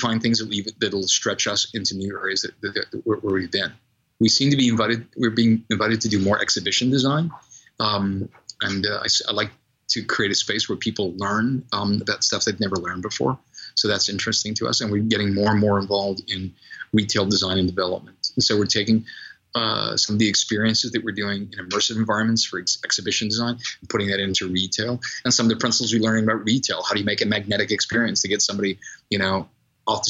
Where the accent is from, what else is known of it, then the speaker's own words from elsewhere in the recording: Boston, Massachusetts, United States; I grew up in Boston